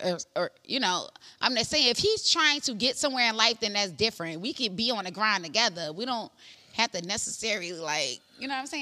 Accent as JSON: {"language": "English", "country": "Guyana", "said": "I'm from Guyana, girl."}